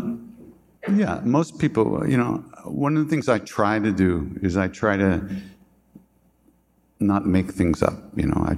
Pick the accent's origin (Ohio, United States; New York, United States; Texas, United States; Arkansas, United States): New York, United States; Long Island; I'm from Long Island